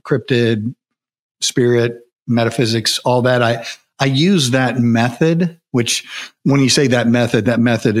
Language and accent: English; United States; growing up in America, you're probably raised in some sort of Christian environment